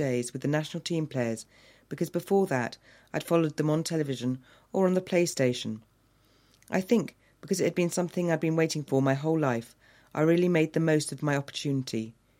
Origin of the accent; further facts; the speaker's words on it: Fray Bentos, Río Negro, Uruguay; now in London, United Kingdom; saw Fray Bentos tinned meat. Can you imagine that? My hometown's name in a British supermarket, 7,000 miles away.